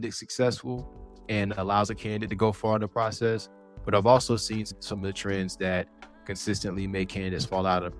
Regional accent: Fuquay-Varina, North Carolina, United States; I'm from Fuquay-Varina, which is just south of Raleigh

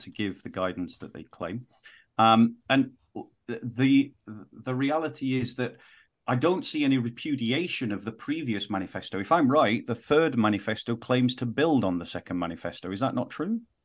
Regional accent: United Kingdom; I'm speaking from the British context

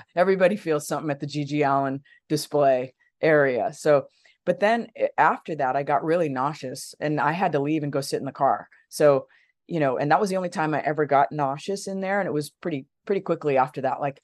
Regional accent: Los Angeles, California, United States; I grew up in Los Angeles

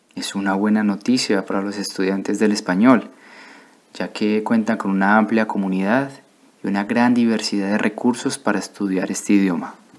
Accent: Colombia; moved away as an adult; also born or lived in Bordeaux, France; now in France; vengo de Colombia, pero actualmente vivo en Francia

